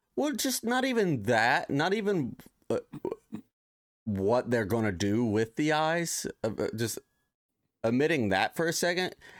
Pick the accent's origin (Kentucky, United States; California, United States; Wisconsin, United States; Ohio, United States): Ohio, United States; now in Los Angeles, United States; I grew up in Ohio